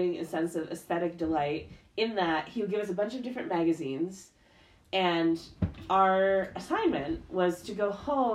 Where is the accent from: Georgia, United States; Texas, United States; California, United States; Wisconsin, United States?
Wisconsin, United States; I grew up in Wisconsin